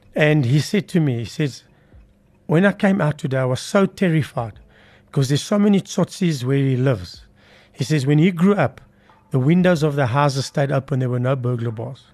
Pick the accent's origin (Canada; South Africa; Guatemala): South Africa; Johannesburg, Gauteng; They put us in Bellavista, which is south of Johannesburg